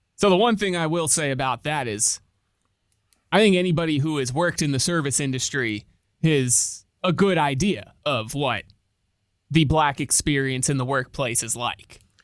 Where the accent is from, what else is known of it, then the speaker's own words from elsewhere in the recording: Connecticut, United States; moved away; my home state of Connecticut